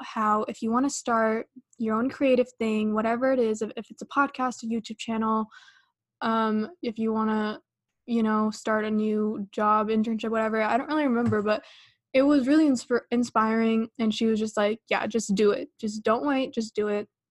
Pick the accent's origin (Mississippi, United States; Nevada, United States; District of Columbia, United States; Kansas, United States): Nevada, United States; Las Vegas; I'm from Vegas